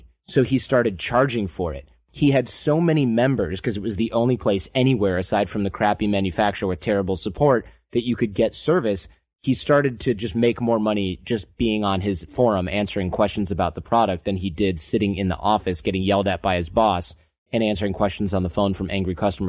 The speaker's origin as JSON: {"language": "English", "region": "Michigan", "country": "United States", "tie": "born or raised there", "said": "Or if you grew up where I grew up in Michigan"}